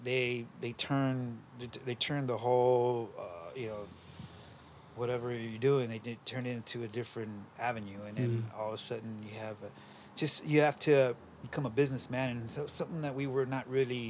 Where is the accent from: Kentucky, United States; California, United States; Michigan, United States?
California, United States; Los Angeles; we grew up in the East Valley